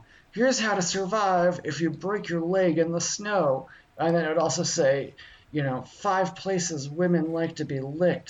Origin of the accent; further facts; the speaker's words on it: Florida, United States; we're just a couple small-town Florida guys. We grew up down there in the Keys, just sifting our toes through conch shells and sand every night